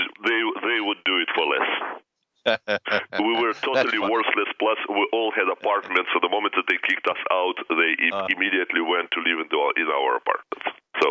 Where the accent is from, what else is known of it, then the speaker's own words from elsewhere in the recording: Saint Petersburg, Russia; English is a second language; moved away as an adult; also born or lived in Israel / Europe / New York; now in Los Angeles, United States; I was really born and raised in the Soviet Union, and I think I am a very lucky person, not because I was born here